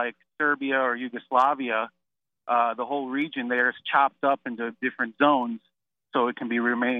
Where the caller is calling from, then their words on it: Wisconsin, United States; Hey, Chase, how you doing? I'm from Wisconsin, actually.